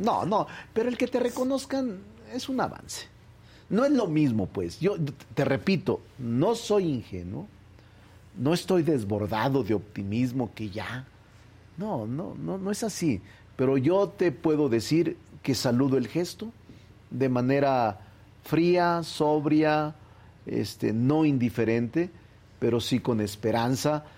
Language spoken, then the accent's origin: Spanish; Zacatecas, Mexico; moved away as an adult; now in Mexico City, Mexico; Yo nací en Zacatecas, goberné Zacatecas, quiero mucho a Zacatecas. Ahí están mis muertos, ahí están mis raíces, ahí está mi origen. Pero la mayor parte de mi vida, desde que vine a estudiar a la UNAM en los 80 la he pasado en la Ciudad de México